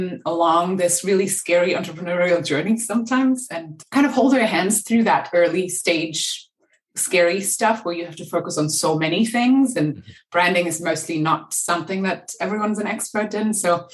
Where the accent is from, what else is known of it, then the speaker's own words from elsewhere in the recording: Berlin, Germany; moved away; also born or lived in Los Angeles; I'm from Berlin originally, and I think I left and moved to LA at some point because I was cold